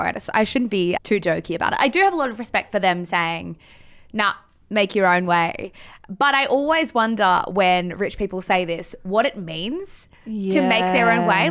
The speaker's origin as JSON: {"language": "English", "country": "Australia", "said": "as Australian Bunnings consumers"}